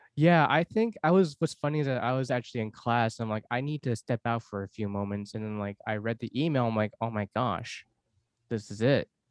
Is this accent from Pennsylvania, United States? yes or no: no; Los Angeles, California, United States; moved away as an adult; also born or lived in Seoul, South Korea; now in Portland, United States; I was adopted from Seoul, South Korea, four months old. I grew up in Los Angeles my whole life